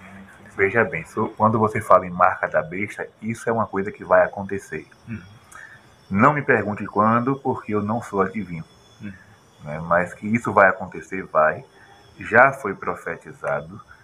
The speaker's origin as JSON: {"language": "Portuguese", "country": "Brazil", "said": "o nosso Brasil"}